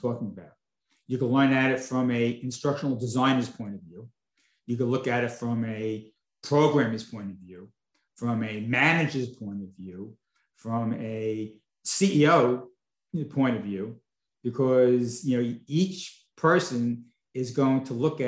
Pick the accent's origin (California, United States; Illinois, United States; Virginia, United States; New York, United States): New York, United States; Long Island; also born or lived in Brooklyn, New York; now in Palm Beach, United States; I was born in Brooklyn. I grew up most of my younger life on Long Island. And then moved down here to Florida.